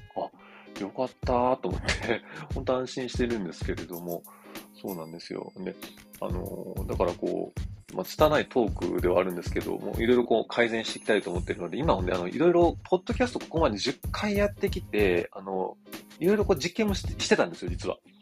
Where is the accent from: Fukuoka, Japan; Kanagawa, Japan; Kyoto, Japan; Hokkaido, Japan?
Kyoto, Japan; accent: Kansai-ben; moved away; also born or lived in Tokyo; 東京に来ると、あの、京都から来ました